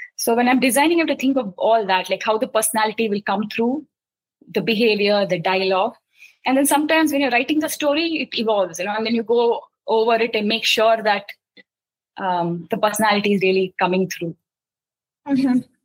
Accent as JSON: {"language": "English", "town": "Mumbai", "region": "Maharashtra", "country": "India", "tie": "born or raised there", "said": "I grew up in Mumbai. I spent, uh, you know, almost 25 years of my life in Bombay"}